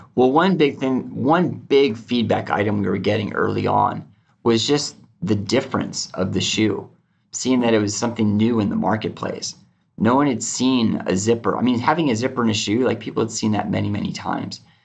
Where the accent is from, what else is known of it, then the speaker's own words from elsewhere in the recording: outside of Seattle, Washington, United States; I grew up just out of, outside of Seattle, about uh, 30 minutes